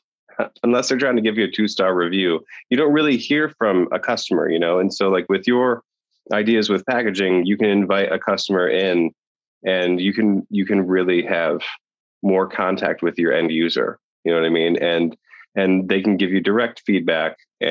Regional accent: Ohio, United States; now in Poland; I'm originally from Ohio, but I'm in Poland

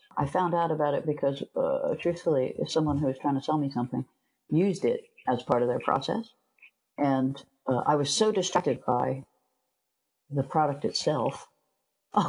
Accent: United States; now in Europe; As an American living in Europe

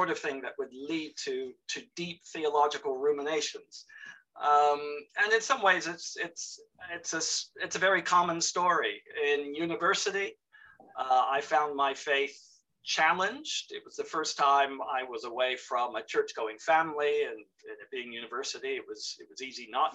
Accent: South Florida, United States; moved away as an adult; also born or lived in Western North Carolina / North East England; I grew up in South Florida

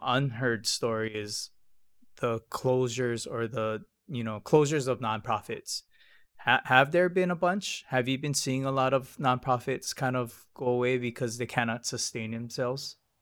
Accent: Hilo, Hawaii, United States; I'm from Hilo

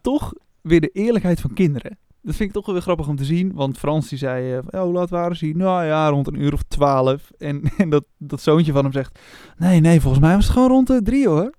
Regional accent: Opmeer, North Holland, Netherlands; moved away; ik kom oorspronkelijk uit het dorp daarnaast, op meer

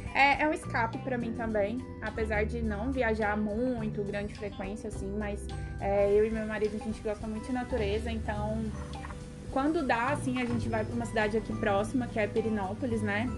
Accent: Goiânia, Goiás, Brazil; a minha família não mora em Goiânia desde que eu me entendo por gente. Então sempre foi eu e minha mãe em Goiânia.

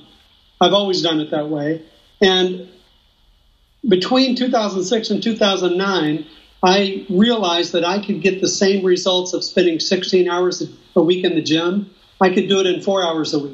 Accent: Austin, Texas, United States; moved away as an adult; also born or lived in southern Mexico; now in Mexico; I'm from Austin, Texas, born and raised there

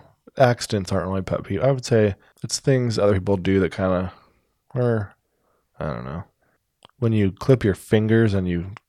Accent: Omaha, Nebraska, United States; born there; I was born in Omaha. It's a birthplace.

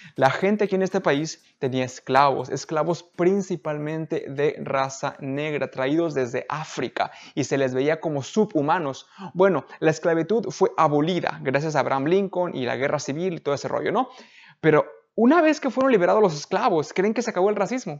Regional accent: Mexico; now in United States; Era como mi ranchito cuando yo, donde yo crecí en México, era como San Juan

